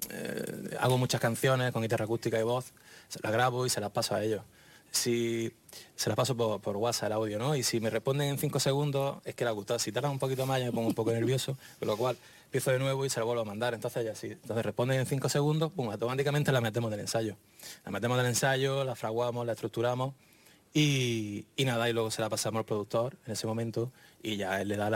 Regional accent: Granada, Andalusia, Spain; Sin olvidar que nosotros venimos de Granada

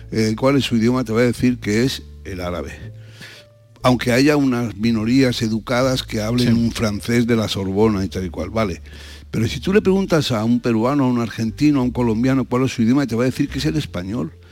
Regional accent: Spain; Pero somos, no somos los españoles propietarios, somos copropietarios.

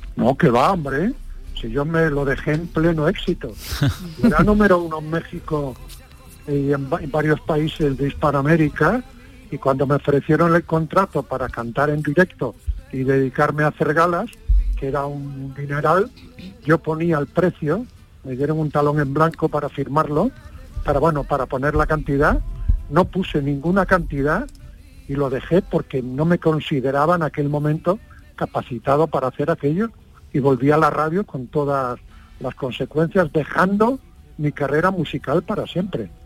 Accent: Padrón, Galicia, Spain; moved away; a los tres días de nacer me llevaron a Padrón, o sea que soy básicamente de Padrón

